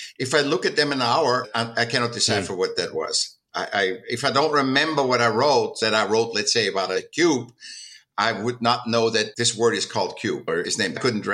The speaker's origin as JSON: {"language": "English", "region": "Vienna", "country": "Austria", "tie": "born or raised there", "moved": "yes", "lives_now": "California, United States", "said": "I was born in 1959 in Vienna, in Austria."}